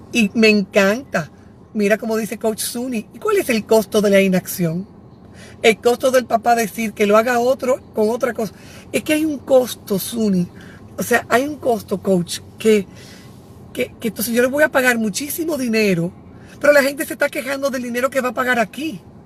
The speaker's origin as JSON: {"language": "Spanish", "region": "Santiago", "country": "Dominican Republic", "said": "Yo soy de Santiago."}